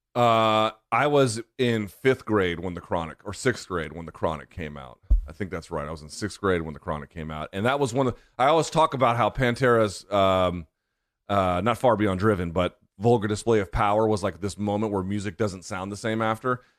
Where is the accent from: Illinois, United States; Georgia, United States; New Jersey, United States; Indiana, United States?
Georgia, United States; South; I grew up in South Georgia